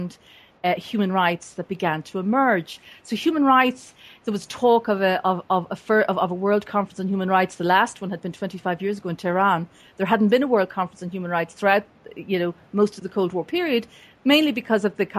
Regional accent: Dublin area, Leinster, Ireland; moved away as an adult; also born or lived in United States; I was born and raised in the Dublin area in Ireland, and left for the United States in 1984

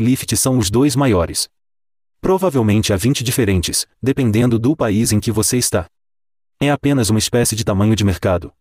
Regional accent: Calgary, Alberta, Canada; aqui em Calgary, na minha cidade natal

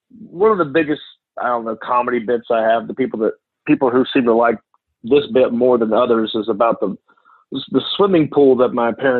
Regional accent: Hickory, North Carolina, United States; I grew up in Hickory, North Carolina

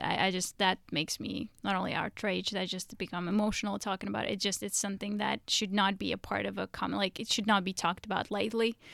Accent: Russia; moved away; growing up in Russia

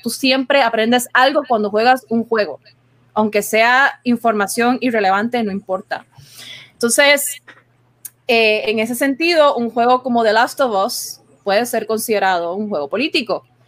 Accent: Puerto Rico

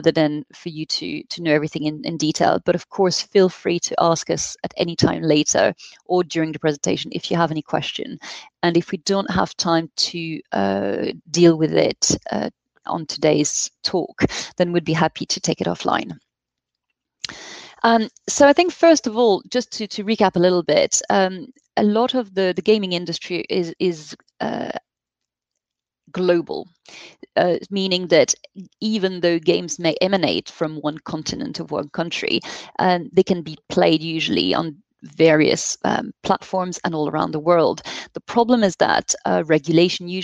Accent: France; accent: French; English is a second language; So we are a European law firm, which you may hear from our accent. Paul and I happen to be French

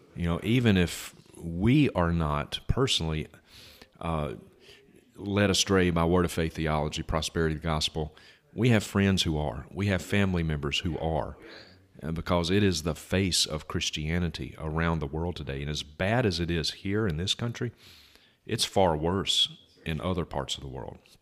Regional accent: Vicksburg, Mississippi, United States; my hometown of Vicksburg

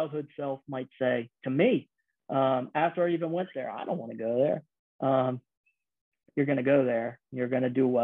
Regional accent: Florida, United States; moved away as an adult; From Florida, where it's always sunny and nice

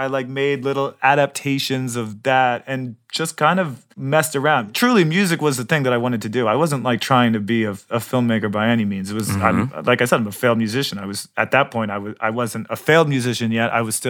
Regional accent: New York City, New York, United States; I'm originally from New York, you could say. Wow. I grew up the Upper West Side.

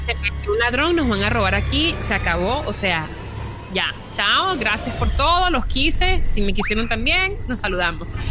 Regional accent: Caracas, Capital District, Venezuela; moved away; yo vengo de Caracas, que es bien peligroso.

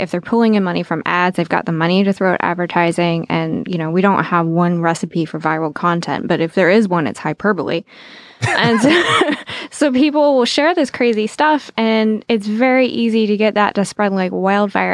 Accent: Southwest Virginia, United States; I grew up in Southwest Virginia.

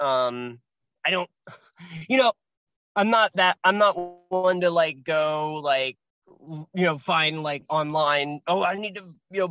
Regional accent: Portland, Oregon, United States; I was raised in Portland. Yeah. Yeah. Portland, Oregon.

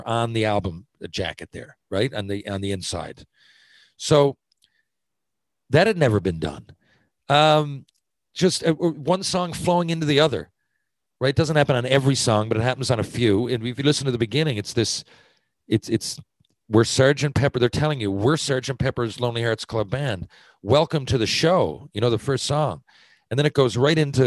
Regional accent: Newfoundland and Labrador, Canada; now in St. John's, Canada; I'm a Newfoundlander and I cheer for the Growlers.

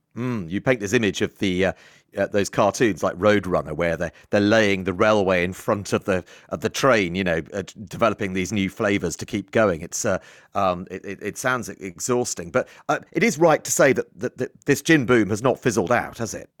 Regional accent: Isle of Wight, South East England, United Kingdom; I grew up on the Isle of Wight

